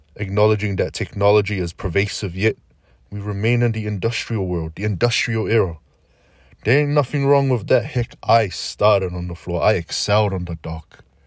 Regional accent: Auckland, New Zealand; I am your typical brown brother, born and raised in South Auckland, New Zealand

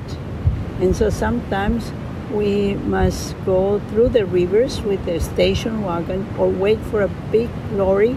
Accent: Colombia; accent: Colombian; English is a second language; moved away as an adult; also born or lived in La Paz, Bolivia / Miami / Switzerland; I was born in La Paz, Bolivia. My mother was from there, my father was from Colombia. And when I got 6 years old, we moved to Colombia. My accent in Spanish is only Colombian

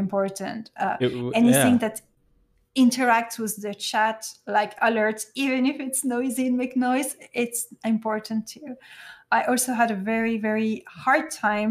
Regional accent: Belgium; first language French; English is a second language; I'm from Belgium

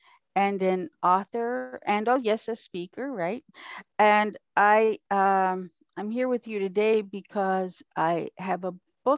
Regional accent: New York City, New York, United States; So I grew up in New York City in apartments in Brooklyn, Queens, Manhattan, all the three different boroughs. I moved around a lot.

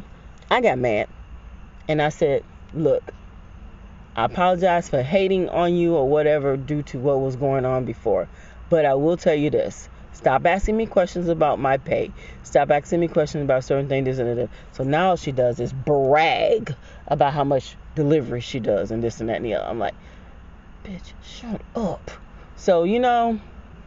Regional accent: Jamaica; I'm Jamaican.

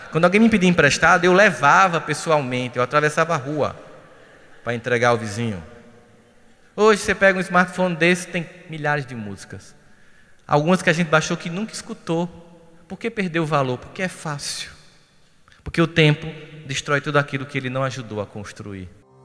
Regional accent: Northeast Brazil, Brazil; a gente é nordestino

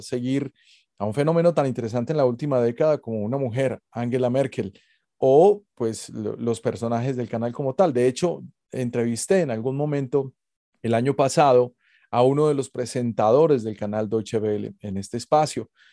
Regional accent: Colombia; En Colombia somos grandes consumidores de BMW

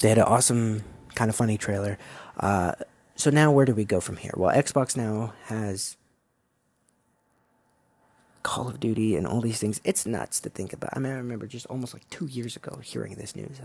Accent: United States; being an American

